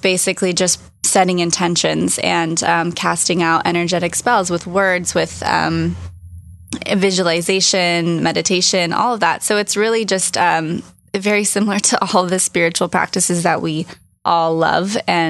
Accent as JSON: {"language": "English", "region": "California", "country": "United States", "said": "I'm from Orange County."}